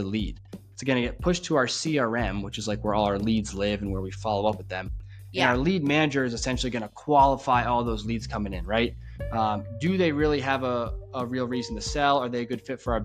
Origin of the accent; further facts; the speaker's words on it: New Hampshire, United States; now in Florida, United States; I was originally from New Hampshire, and it is freaking rural up there